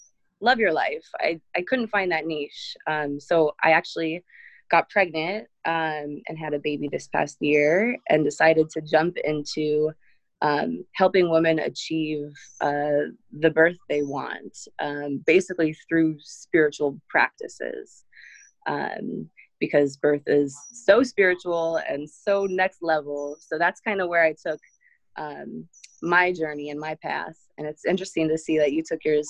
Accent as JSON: {"language": "English", "town": "Seattle", "region": "Washington", "country": "United States", "also_born_or_lived": "Chicago / Israel", "moved": "as an adult", "said": "I'm from Seattle. Moved to Chicago for a while after graduating high school, and then moved to Israel"}